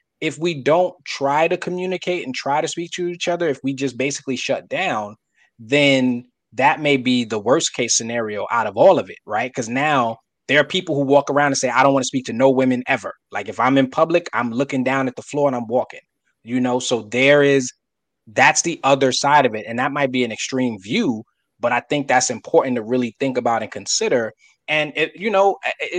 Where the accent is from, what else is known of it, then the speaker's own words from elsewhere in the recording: New York City, New York, United States; I'm from Brooklyn. We have a certain type of face that most people be like, oh, you from Brooklyn. You know what I mean? Like, I have that. I was born with it, raised with it.